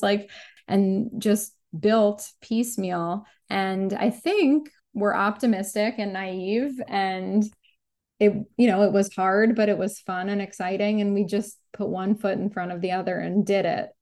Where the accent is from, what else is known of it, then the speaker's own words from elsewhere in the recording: New York City, New York, United States; I grew up in New York City and specifically on the Upper West Side of Manhattan with my parents and my younger sister